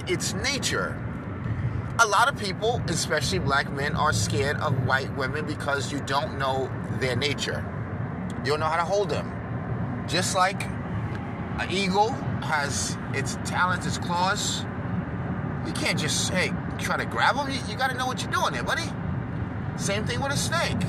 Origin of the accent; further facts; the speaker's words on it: New York, United States; I'm from New York